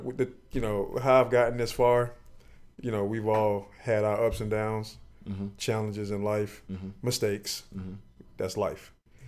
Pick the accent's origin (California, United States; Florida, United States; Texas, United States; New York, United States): Florida, United States; Miami Gardens; Born and raised in Miami.